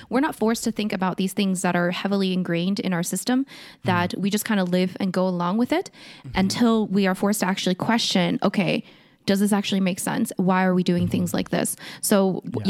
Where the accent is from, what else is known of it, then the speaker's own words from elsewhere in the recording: South Korea; moved away; I was born in Korea